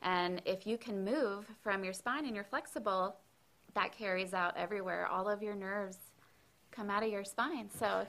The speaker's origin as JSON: {"language": "English", "town": "Orlando", "region": "Florida", "country": "United States", "tie": "born or raised there", "also_born_or_lived": "Long Island, New York", "said": "So I was born in Long Island, New York, as was my husband. And then both of our families moved to Orlando. We went to high school there."}